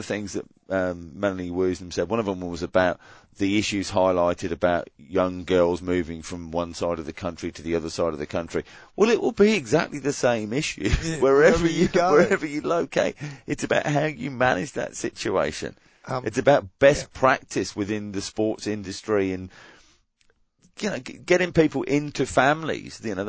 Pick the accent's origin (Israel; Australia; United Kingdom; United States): Australia; Queensland; this is my parting shot for my home state that will be hosting the 2032 Brisbane Olympics.